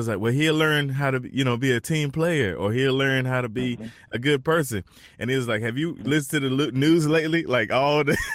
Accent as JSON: {"language": "English", "region": "North Carolina", "country": "United States", "moved": "yes", "lives_now": "South Carolina, United States", "said": "I'm originally from North Carolina."}